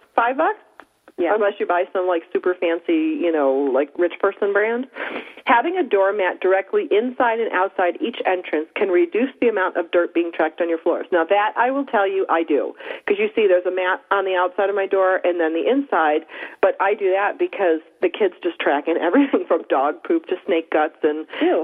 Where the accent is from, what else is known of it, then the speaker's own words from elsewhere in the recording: Upper East Coast, United States; moved away; I am from the Upper East Coast. It's very moist up there